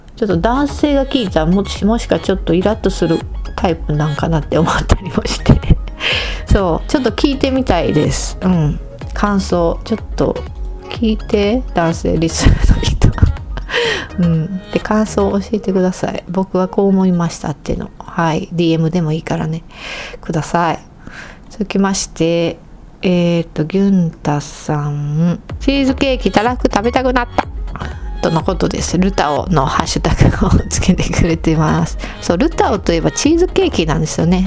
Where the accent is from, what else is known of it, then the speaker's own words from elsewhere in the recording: Kansai, Japan; 私たち関西の人